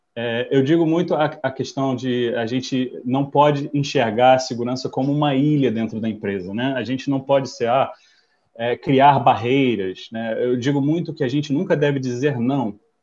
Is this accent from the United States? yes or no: yes; United States; moved away as an adult; also born or lived in São Paulo, Brazil; now in Rio de Janeiro, Brazil; sou americano de nascimento, vivo no Brasil desde 1998